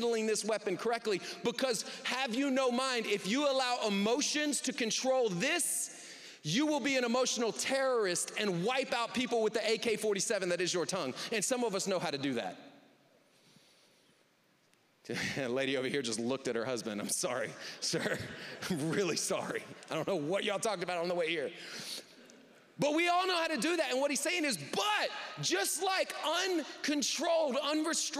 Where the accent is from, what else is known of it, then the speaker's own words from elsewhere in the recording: the South, United States; now in Southwest Michigan, United States; I grew up in the South.